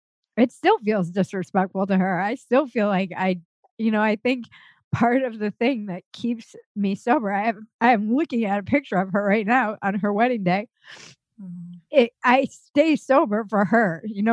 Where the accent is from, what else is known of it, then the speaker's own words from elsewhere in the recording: New York City, New York, United States; born there; also born or lived in Connecticut / Minnesota; I was born in New York City and then moved every year and a half. We were in Connecticut. We were in Minnesota. We were kind of all over the United States. But my family's from Rhode Island.